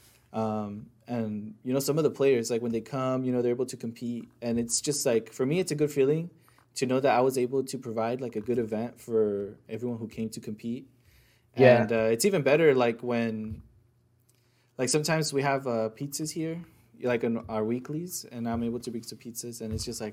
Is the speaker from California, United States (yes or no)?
yes; Bay Area, California, United States; moved away; growing up in the Bay Area